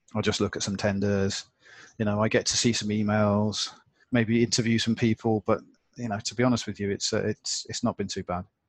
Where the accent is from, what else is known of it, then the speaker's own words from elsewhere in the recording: United Kingdom; now in Hong Kong; I'm British